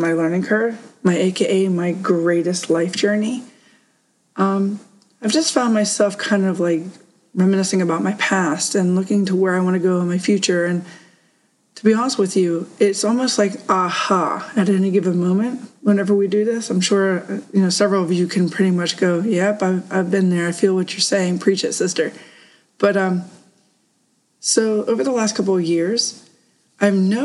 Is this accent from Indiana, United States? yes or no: no; Woodbury, Pennsylvania, United States; moved away as an adult; also born or lived in Poconos, Pennsylvania; my hometown of Woodbury, PA.